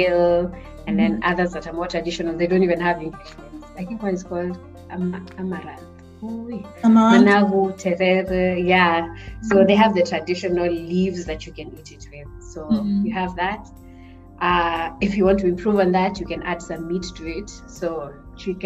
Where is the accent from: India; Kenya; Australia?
Kenya; moved away as an adult; now in Ilmenau, Germany; I come from Kenya, and I am currently a master's student